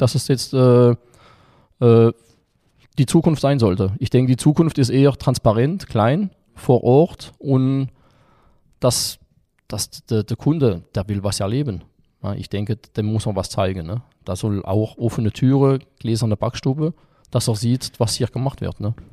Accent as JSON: {"language": "German", "country": "France", "second_language": "German", "moved": "yes", "lives_now": "Germany", "said": "weil ich äh, Franzose bin. Ich bin in Deutschland im Außendienst, bin Bäcker"}